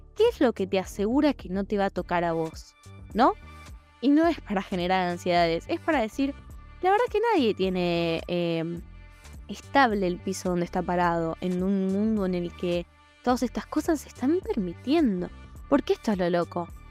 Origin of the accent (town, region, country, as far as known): Argentina